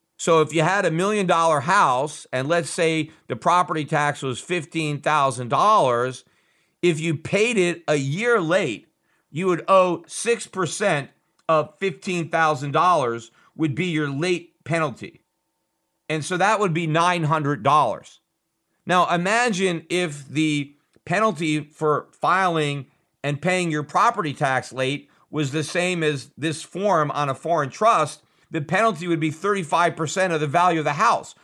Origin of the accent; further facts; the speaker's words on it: United States; as an American